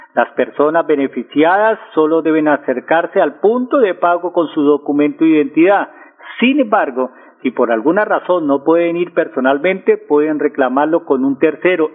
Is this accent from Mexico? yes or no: no; Colombia; also born or lived in Bucaramanga